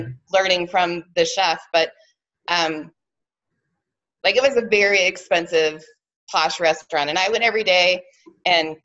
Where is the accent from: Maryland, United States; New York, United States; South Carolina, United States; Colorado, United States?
Colorado, United States; Arvada; I grew up here in Arvada, Colorado